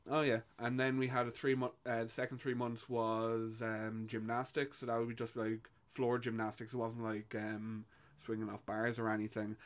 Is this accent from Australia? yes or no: no; Ireland; born or raised there